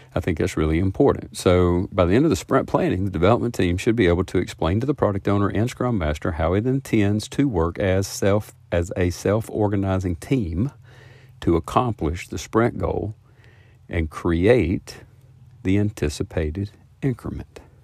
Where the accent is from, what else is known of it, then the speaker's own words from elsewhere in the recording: the South, United States; I'm from the South